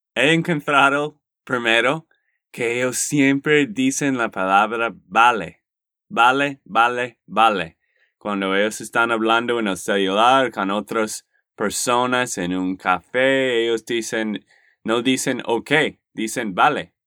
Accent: Texas, United States; de Texas, Estados Unidos

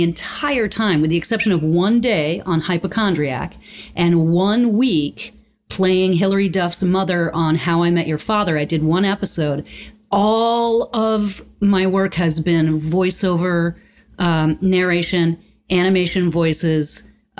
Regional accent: Concord, Massachusetts, United States; I grew up on the campus of a school in Concord, Massachusetts called Middlesex

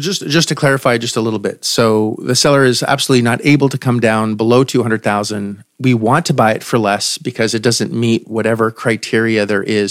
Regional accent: Canada; I am also Canadian

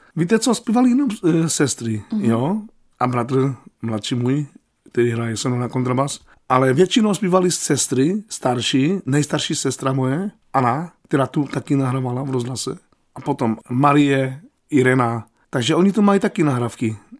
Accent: Opava, Moravian-Silesian Region, Czechia; ze Slovenska nejsem, já jsem se narodil v Opavě.

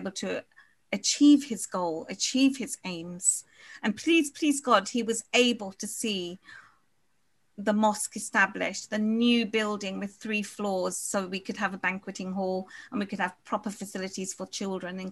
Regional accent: Guyana; now in United Kingdom; we're from Guyana.

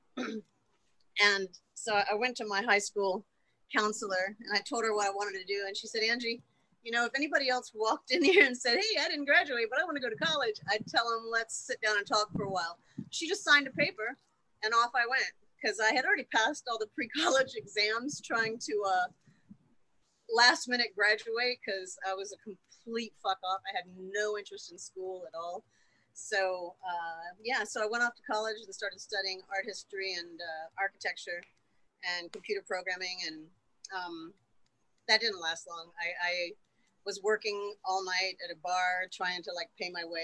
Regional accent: Winter Haven, Florida, United States; in my hometown, I grew up in Winter Haven, Florida

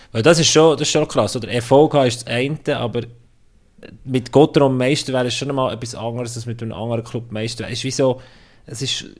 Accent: Bern, Switzerland; moved away; also born or lived in Fribourg; als ich als Berner zuerst mal bei Freiburg kam

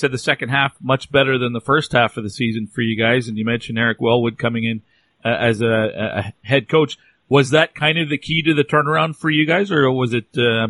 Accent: Canada; we're all Canadians, and probably it's natural for us to grow up wanting to play

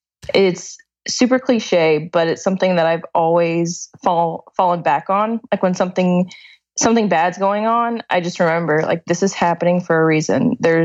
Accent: Pasadena, Texas, United States; now in Deer Park, United States; Pasadena, Texas.

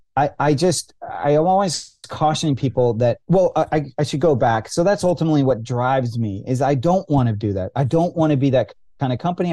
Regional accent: California, United States; I grew up in California

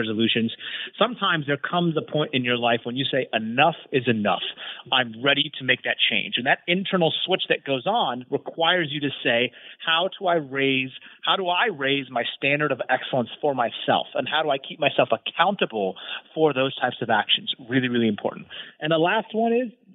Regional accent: United States; me being American

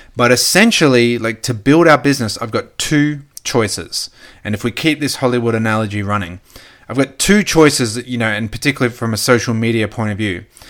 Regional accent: Gold Coast, Queensland, Australia; also born or lived in Brisbane; now in Sunshine Coast, Australia; I grew up on the Gold Coast, then moved to Brisbane. Now we're on the Sunshine Coast.

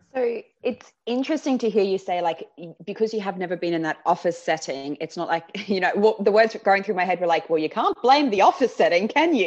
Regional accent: Australia; accent: Aussie; moved away as an adult; now in London, United Kingdom; my Aussie accent

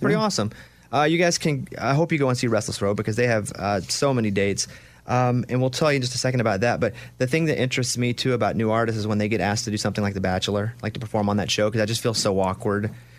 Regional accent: Arkansas, United States; I feel the same way about Arkansas. Anywhere in Arkansas that's like my

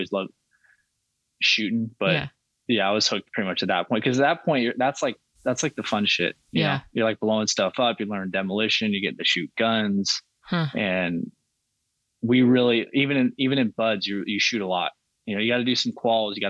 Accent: Southern California, United States; I grew up in Southern California.

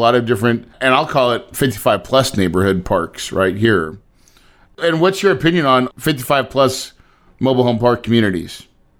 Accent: Missouri, United States; I'm from Missouri, a small town in Missouri

